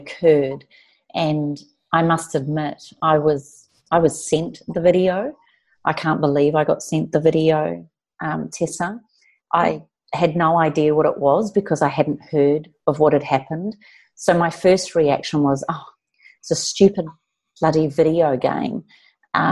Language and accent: English; New Zealand; being a New Zealander